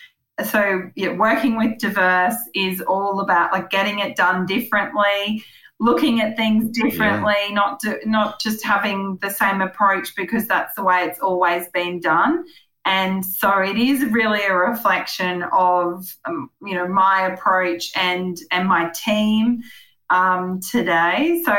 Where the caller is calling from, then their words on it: Dulacca, Queensland, Australia; I'm calling you from Dulacca in Western Queensland